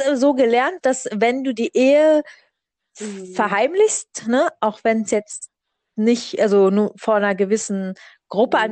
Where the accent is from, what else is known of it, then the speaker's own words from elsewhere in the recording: Berlin, Germany; ich komme aus Berlin